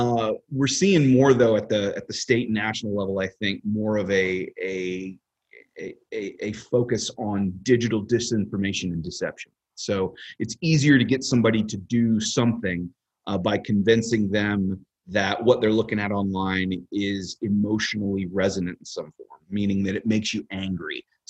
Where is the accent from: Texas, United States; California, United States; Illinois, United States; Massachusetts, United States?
Texas, United States; So looking at things from a state actor level, as a Texan, just kind of going to work every day, it's not something that you should necessarily be afraid of all the time.